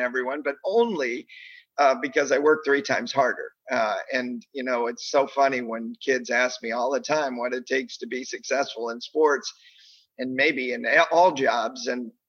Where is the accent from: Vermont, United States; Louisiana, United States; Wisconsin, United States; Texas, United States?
Vermont, United States; Bennington; moved away as an adult; also born or lived in Springfield, Massachusetts / Detroit area, Michigan; I grew up in Bennington, Vermont, of all places